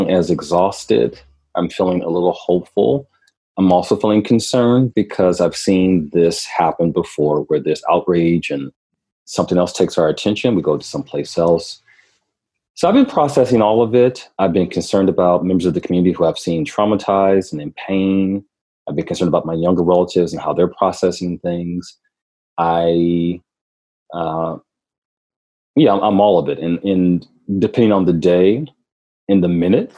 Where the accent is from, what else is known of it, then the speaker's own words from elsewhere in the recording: Milwaukee, Wisconsin, United States; moved away as an adult; also born or lived in Minneapolis, Minnesota; I grew up, I was raised in Milwaukee, but I grew up in Minneapolis